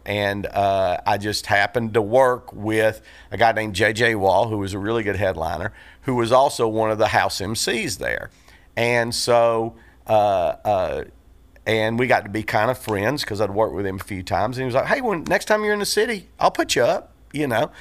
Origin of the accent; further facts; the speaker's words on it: Chattanooga, Tennessee, United States; moved away as an adult; also born or lived in Memphis / Los Angeles / Denver / Sarasota; I grew up in Chattanooga